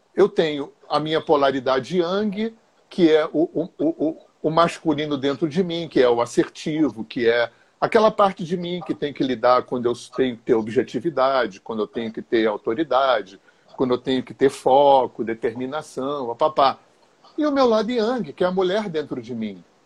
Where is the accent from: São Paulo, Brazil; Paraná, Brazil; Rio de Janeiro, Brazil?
Rio de Janeiro, Brazil; moved away as an adult; also born or lived in Visconde de Mauá; Eu sou cria de Laranjeiras, né? Morava aí na General Glicério